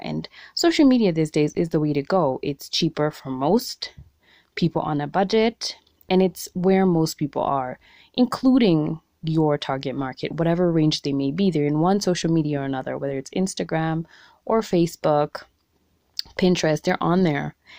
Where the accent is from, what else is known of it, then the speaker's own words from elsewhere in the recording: Kenya; being a Kenyan entrepreneur